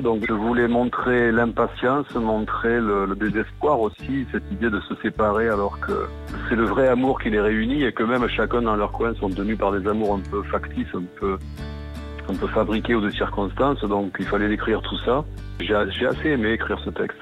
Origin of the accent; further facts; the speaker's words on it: Occitania, France; mon pays natal, c'est-à-dire l'Occitanie